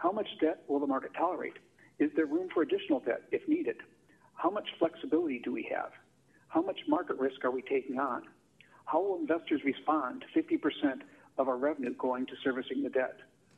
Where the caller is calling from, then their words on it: Palo Alto, California, United States; from Palo Alto.